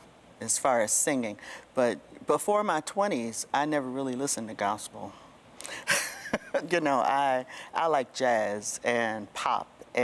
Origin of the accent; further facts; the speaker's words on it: Detroit, Michigan, United States; I come from Detroit.